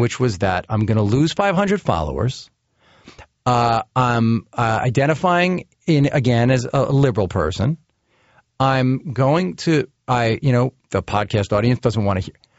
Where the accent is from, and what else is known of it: United States